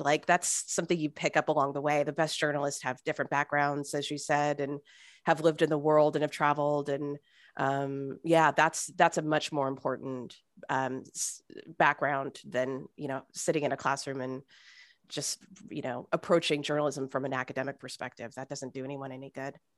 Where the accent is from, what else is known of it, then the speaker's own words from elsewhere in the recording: Fresno, California, United States; moved away as an adult; also born or lived in New York / Arkansas / Saint Louis; I grew up in Fresno. I left for about ten years.